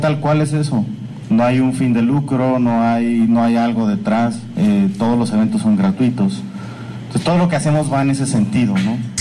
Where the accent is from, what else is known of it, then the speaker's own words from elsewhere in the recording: Sayula, Jalisco, Mexico; ambos crecimos en Sayula